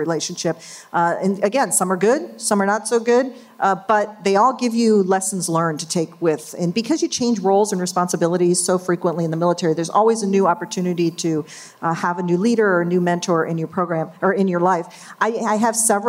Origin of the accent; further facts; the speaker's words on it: New York, United States; moved away; I'm from New York, so kind of a New York-y way of doing things